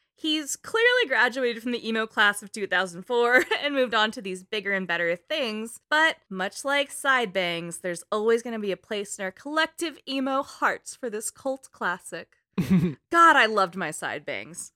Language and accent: English; East Bay, California, United States; I grew up in the East Bay